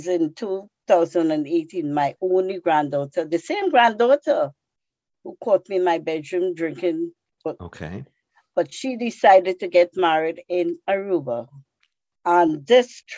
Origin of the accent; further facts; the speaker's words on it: Trinidad & Tobago; moved away as an adult; now in United States; I came from Trinidad. Trinidad in the West Indies, where I was born, is the land of steel band music and calypso